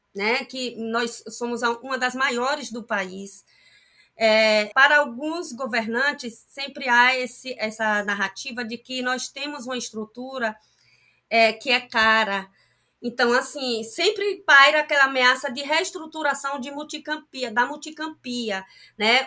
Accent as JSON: {"language": "Portuguese", "town": "Pindobaçu", "region": "Bahia", "country": "Brazil", "tie": "born or raised there", "said": "eu sou de Pinobaçu"}